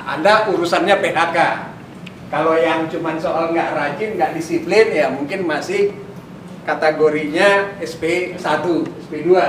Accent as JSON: {"language": "Indonesian", "town": "Medan", "region": "North Sumatra", "country": "Indonesia", "tie": "born or raised there", "said": "Orang di kampung saya di Medan bilang"}